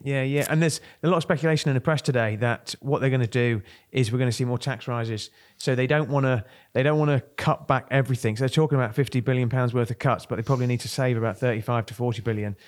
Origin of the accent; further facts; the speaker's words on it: Kent, South East England, United Kingdom; I'm from Kent.